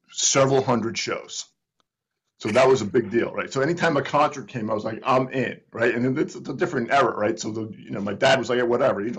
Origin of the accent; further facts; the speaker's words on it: Northeast, United States; And I'm from the Northeast. I've never heard y'all before.